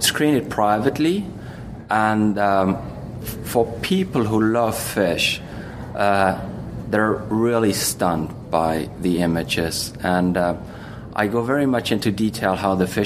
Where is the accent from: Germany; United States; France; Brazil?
Germany; I'm from Germany